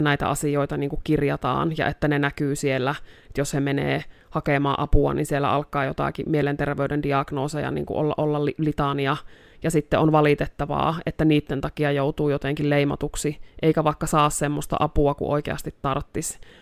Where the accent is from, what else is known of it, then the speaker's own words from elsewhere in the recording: Joensuu, North Karelia, Finland; moved away as an adult; also born or lived in Kontiolahti; now in Rovaniemi, Finland; täältä Joensuusta alun perin olen kotoisin ja Kontiolahdella syntynyt